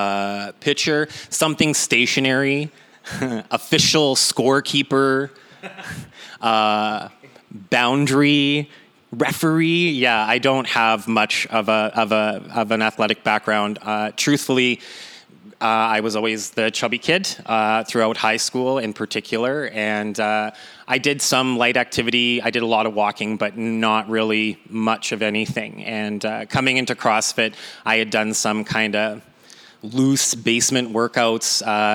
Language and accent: English; Kenora, Ontario, Canada; moved away as an adult; now in Winnipeg, Canada; born and raised in Kenora, Ontario